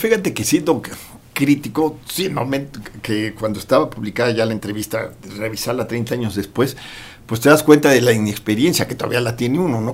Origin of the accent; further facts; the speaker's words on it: Cuernavaca, Morelos, Mexico; moved away; Yo soy de Cuernavaca